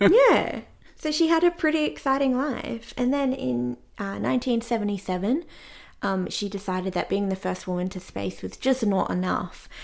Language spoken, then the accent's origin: English; Australia; as an Australian